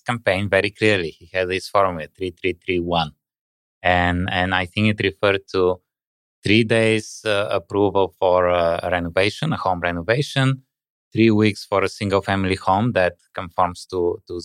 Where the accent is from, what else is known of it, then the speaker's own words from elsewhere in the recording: Bulgaria; now in Canada; I come from Bulgaria